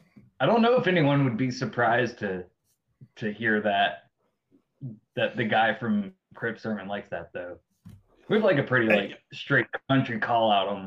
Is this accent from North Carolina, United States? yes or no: yes; Charlotte, North Carolina, United States; I was from Charlotte, North Carolina.